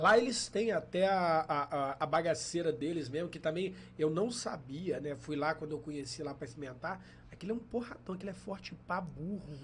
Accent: Valença, Rio de Janeiro, Brazil; nós somos de Valença, interior do Rio

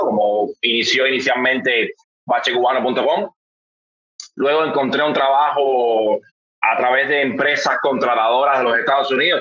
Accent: Cuba; yo soy un cubano

